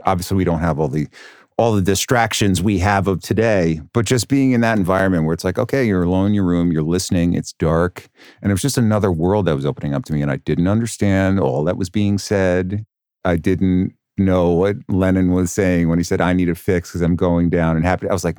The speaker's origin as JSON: {"language": "English", "town": "Hopewell Junction", "region": "New York", "country": "United States", "tie": "born or raised there", "said": "Hopewell Junction, New York, which is a wonderful town of cul-de-sacs and Dunkin' Donuts. It's in the Hudson Valley. It's about a half hour outside of Poughkeepsie."}